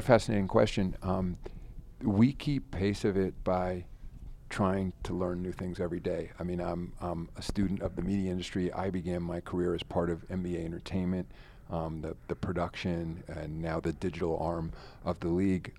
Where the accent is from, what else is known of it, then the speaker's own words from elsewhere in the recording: Rye, New York, United States; I'm from Ryan, New York.